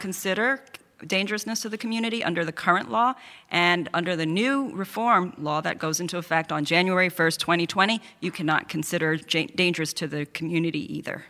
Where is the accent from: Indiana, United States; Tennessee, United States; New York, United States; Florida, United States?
New York, United States; New York City; I'm the only candidate here who's an immigrant, who grew up in Queens